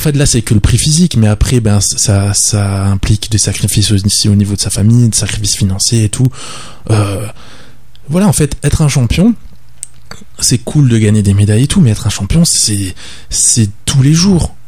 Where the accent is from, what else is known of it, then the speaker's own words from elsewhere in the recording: Le Tampon, Réunion; also born or lived in La Plaine-des-Cafres, Réunion; now in Saint-Denis, Réunion; j'habite à Saint-Denis maintenant. J'ai grandi au tampon. J'ai grandi au tampon.